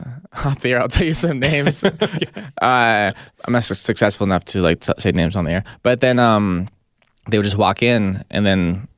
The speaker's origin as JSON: {"language": "English", "town": "San Diego", "region": "California", "country": "United States", "lives_now": "Los Angeles, United States", "said": "I'm from San Diego."}